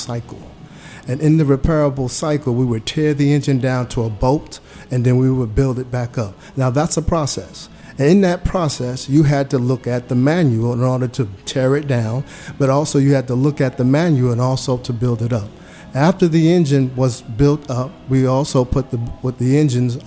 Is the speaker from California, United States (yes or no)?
no; New York City, New York, United States; moved away as an adult; I grew up in New York City